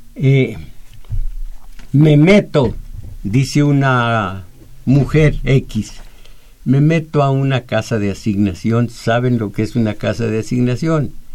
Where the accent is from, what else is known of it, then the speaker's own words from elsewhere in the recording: Mexico; yo nací en México